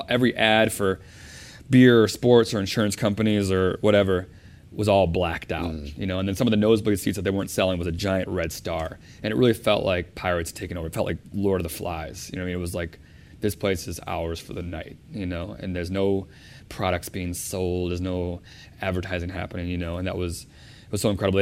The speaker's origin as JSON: {"language": "English", "town": "Chicago", "region": "Illinois", "country": "United States", "said": "We're both from Chicago."}